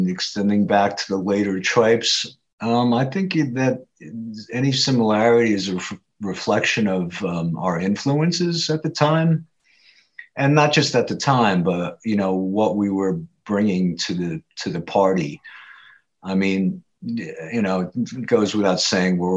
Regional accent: Haledon, New Jersey, United States; In Hailden, New Jersey. This is a, you know, I'd say a blue collar community verging on suburb now, outside of Paterson, New Jersey

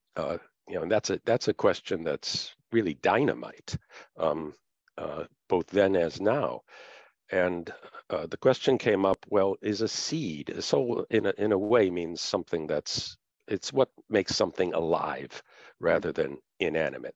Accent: United States; being an American and being in America rather than other countries where I've taught

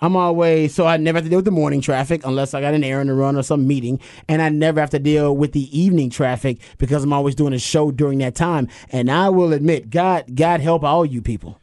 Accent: Houston, Texas, United States; now in Austin, United States; I'm from Houston

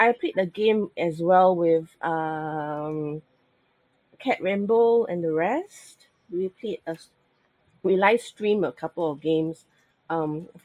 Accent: Singapore; I'm from Singapore. I'm based in Singapore at the moment

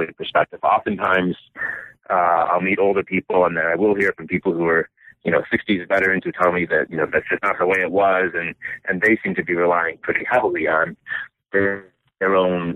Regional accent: Michigan, United States; I was born and raised in Michigan, and my family moved around a lot, but mostly to different locations in Michigan.

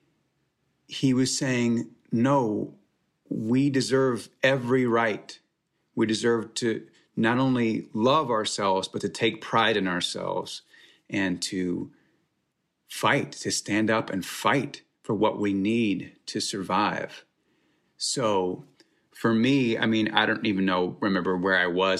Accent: suburban Texas, United States; growing up in the Bible Belt in suburban Texas

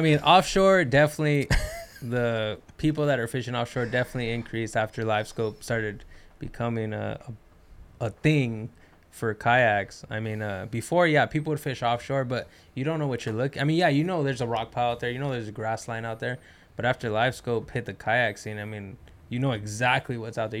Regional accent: Los Angeles, California, United States; I'm from East L

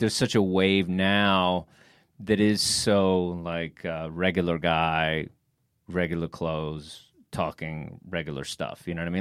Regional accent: Texas, United States; I'm from Texas

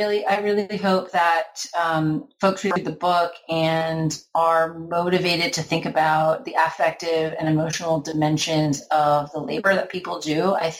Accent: Florida, United States; partly about growing up as a Filipino-American girl in suburban Florida and partly about traveling to the Philippines in the 20s

